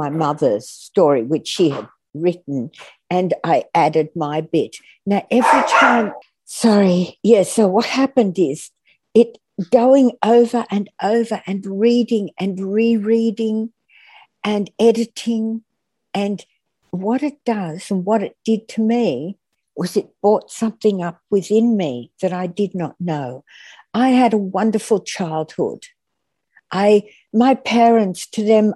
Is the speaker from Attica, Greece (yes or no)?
yes; Athens, Attica, Greece; born or raised there; now in Australia